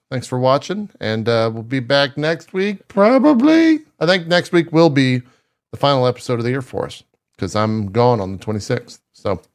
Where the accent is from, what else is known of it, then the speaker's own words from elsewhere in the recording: Texas, United States; moved away; growing up in Texas